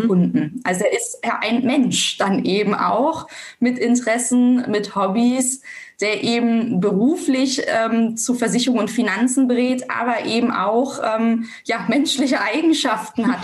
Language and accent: German; Germany; bei uns in Deutschland